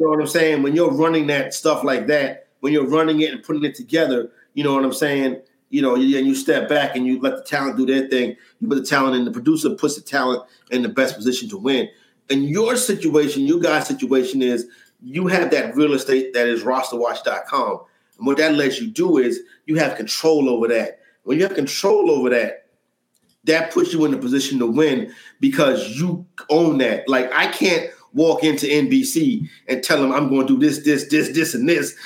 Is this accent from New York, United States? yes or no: yes; New York City, New York, United States; born, and raised in Harlem, New York